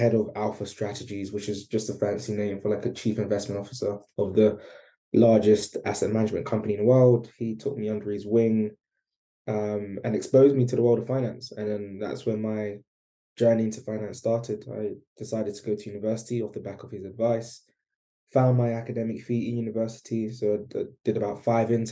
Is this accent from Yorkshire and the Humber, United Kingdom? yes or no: no; London, United Kingdom; I grew up in East London